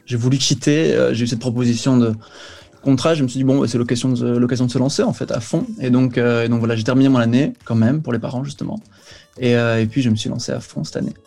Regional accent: Belgium; je suis de Belgique

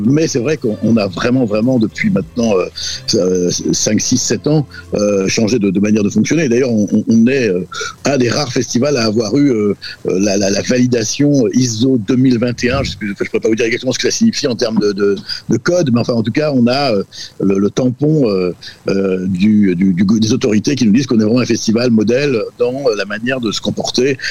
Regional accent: Brittany, France; first language Breton; French is a second language; ma langue maternelle, c'est le breton

